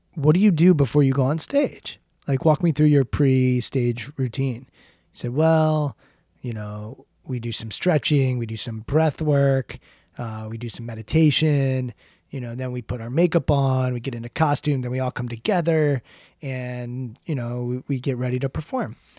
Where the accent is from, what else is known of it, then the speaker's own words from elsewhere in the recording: Maryland, United States; I grew up in Maryland, twenty-five, twenty minutes from, from College Park